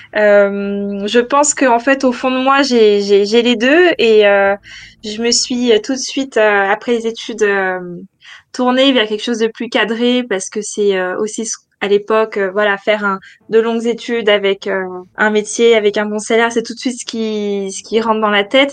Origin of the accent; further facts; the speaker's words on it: France; moved away as an adult; also born or lived in Paris, France; now in London, United Kingdom; je suis française